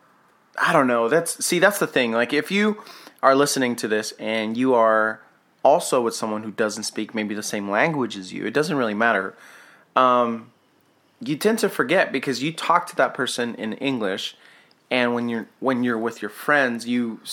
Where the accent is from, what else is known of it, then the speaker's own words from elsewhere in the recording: New Mexico, United States; I grew up in New Mexico